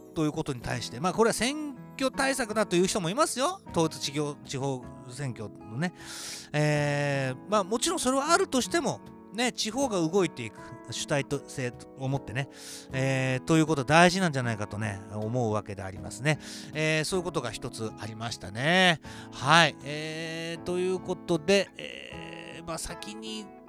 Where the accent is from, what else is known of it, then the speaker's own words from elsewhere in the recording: Niigata, Japan; 新潟市で生まれ